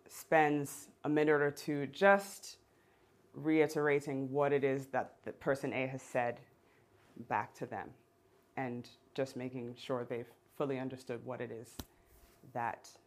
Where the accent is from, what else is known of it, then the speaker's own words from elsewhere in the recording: Geneva, Switzerland; growing up in Geneva